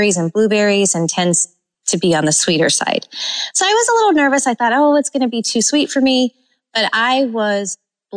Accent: California, United States; now in Florida, United States; growing up in California, I went to wineries all the time

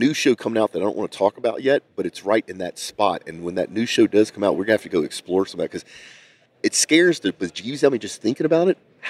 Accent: Louisiana, United States; now in Houston, United States; I'm from Louisiana.

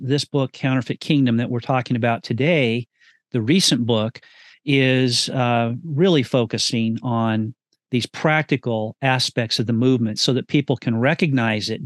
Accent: California, United States; Redding, California, my home state

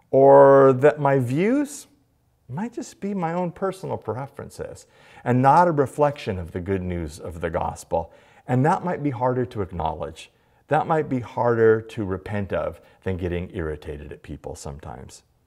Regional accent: United States; being an American.

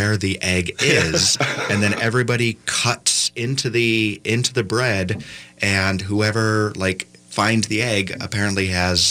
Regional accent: Buffalo, New York, United States; moved away; I'm originally from Buffalo, New York

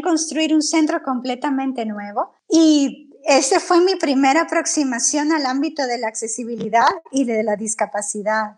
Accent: El Salvador; moved away as an adult; now in Spain; yo soy del Salvador

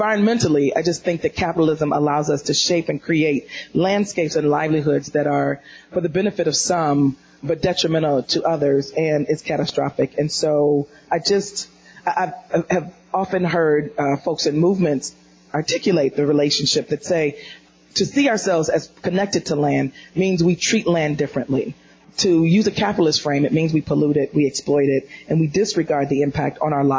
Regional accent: Detroit, Michigan, United States; I'm from Detroit

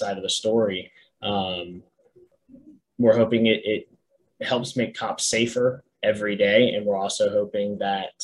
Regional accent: Daytona Beach, Florida, United States; now in Brevard County, United States; Daytona, where I grew up over in Volusia County.

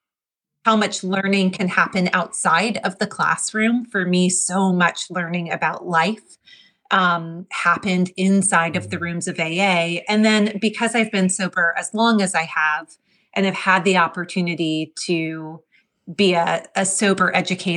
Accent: New Jersey, United States; moved away as an adult; also born or lived in the South / the Southwest / the Midwest; growing up in New Jersey

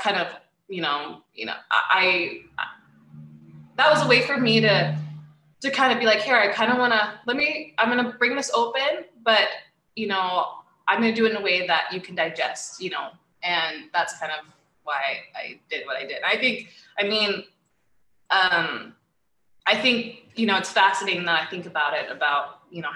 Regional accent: Utah, United States; moved away as an adult; also born or lived in United Kingdom; now in Seattle, United States; I was born and raised in Utah

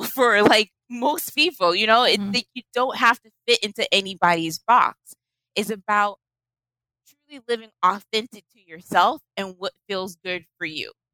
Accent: Boston, Massachusetts, United States; Boston. I grew up in Roxbury.

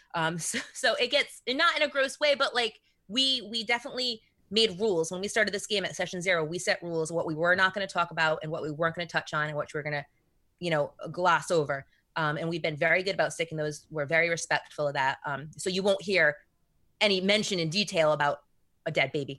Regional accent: Rhode Island, United States; So I'm from Rhode Island

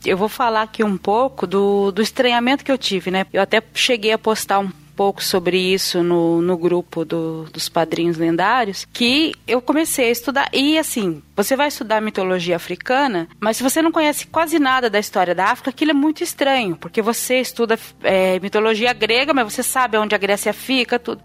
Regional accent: interior of Paraná, Brazil; now in São Paulo, Brazil; Eu sou do interior do Paraná, de uma cidade que tinha muito italiano e ucraniano e poucos negros.

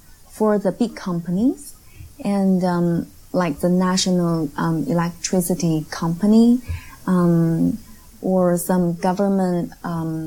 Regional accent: Beijing, China; English is a second language; moved away as an adult; now in Shanghai, China; I was born and raised and I went to college and I worked all in Beijing. I just moved down to Shanghai for more than half a year.

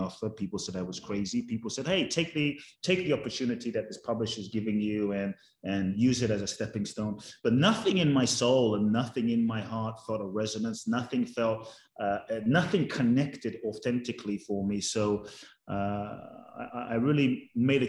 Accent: London, United Kingdom; I grew up in London

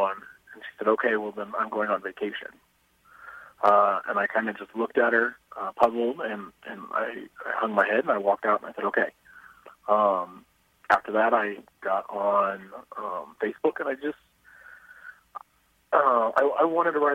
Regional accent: Avon, Indiana, United States; I grew up in Avon. I since moved away. I live in Indianapolis, but I still work in Avon

